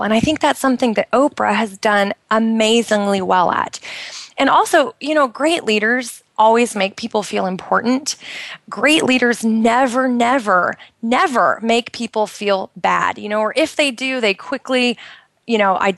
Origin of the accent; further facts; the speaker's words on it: United States; moved away as an adult; now in Bahrain; I'm originally from the United States, and we've been over here for a couple of years